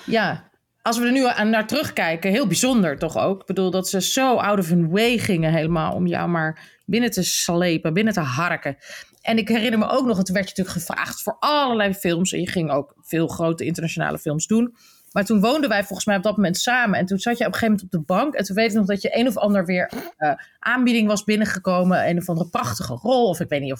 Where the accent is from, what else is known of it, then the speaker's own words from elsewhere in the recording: Netherlands; als Nederlanders